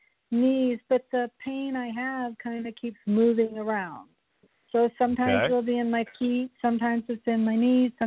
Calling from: Colorado, United States; I'm calling from Colorado.

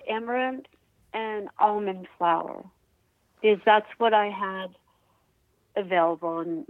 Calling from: Rhinebeck, New York, United States; I'm calling from Rhinebeck, New York.

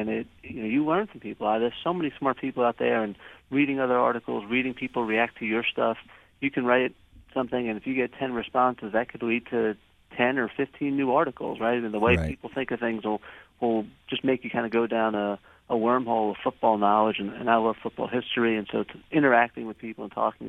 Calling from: New York City, New York, United States; I'm calling from the peaceful streets of Times Square in New York City this morning.

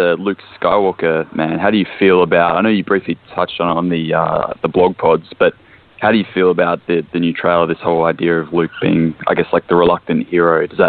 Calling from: Perth, Western Australia, Australia; from Perth. How you going?

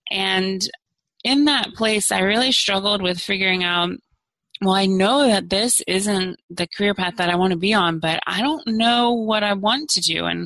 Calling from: Arlington, Virginia, United States; I'm calling in from Arlington, Virginia, which is in the DC metro area.

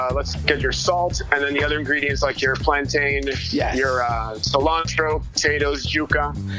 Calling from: Brooklyn, New York, United States; At the Pfizer building in Brooklyn.

